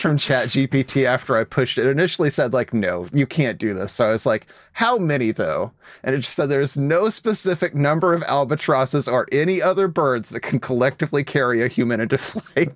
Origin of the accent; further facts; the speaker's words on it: Oklahoma, United States; I grew up in Oklahoma